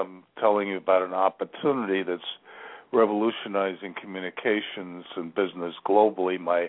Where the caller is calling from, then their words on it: Virginia, United States; I'm calling from Virginia.